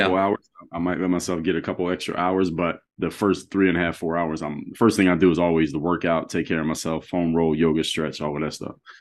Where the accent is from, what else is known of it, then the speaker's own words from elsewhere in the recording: Philadelphia, Pennsylvania, United States; moved away as an adult; now in Miami, United States; I'm in Miami, Florida now. So, I'm from Philadelphia